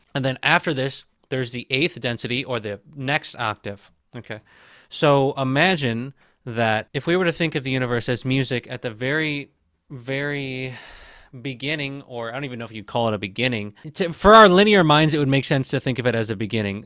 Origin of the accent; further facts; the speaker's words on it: Michigan, United States; moved away as an adult; also born or lived in Tampa, Florida / Phoenix, Arizona; I was living in Michigan, born and raised in Michigan. Not born, I was born in Tampa, Florida, but for most of my life, I lived in Michigan.